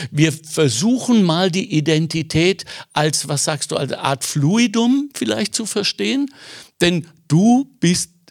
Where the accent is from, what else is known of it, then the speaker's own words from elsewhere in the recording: Austria; Weil am Ende sind wir äh, Österreicher in meinem Fall noch per Dekret Deutscher, Europäer